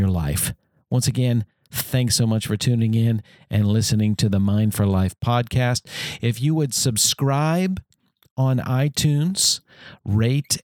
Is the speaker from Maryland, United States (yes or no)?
yes; Bowie, Maryland, United States; also born or lived in Washington, D.C.; I was born in Washington, D.C. and grew up for most of my life in Bowie, Maryland.